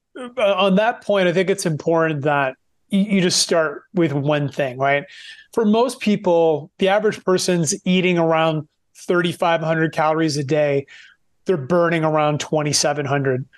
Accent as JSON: {"language": "English", "town": "Moncton", "region": "New Brunswick", "country": "Canada", "also_born_or_lived": "Vancouver", "moved": "yes", "said": "we're both from Eastern Canada, small part of, co, small province called New Brunswick, from a small city named Moncton"}